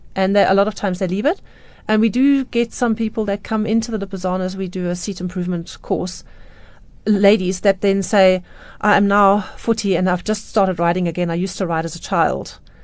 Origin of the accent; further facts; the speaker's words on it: Johannesburg, Gauteng, South Africa; I was born in Johannesburg